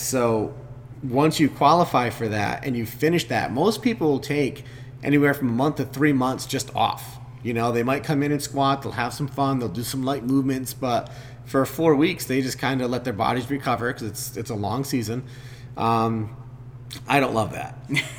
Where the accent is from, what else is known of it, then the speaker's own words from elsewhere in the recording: Westerly, Rhode Island, United States; the members, most of us came from here. You know, we're from Westerly, or we're from, you know, Stonington, things like that.